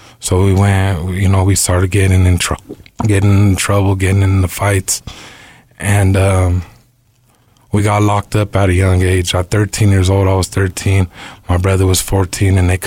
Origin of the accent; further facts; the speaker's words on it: Denver, Colorado, United States; I'm from Denver, born and raised.